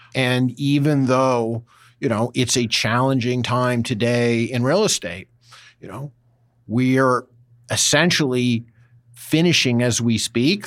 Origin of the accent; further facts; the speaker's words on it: East Coast, United States; moved away as an adult; also born or lived in Boston / New York / Washington / London; now in California, United States; I grew up in the East Coast, spent time in Boston, New York, Washington, uh, and London before coming to California.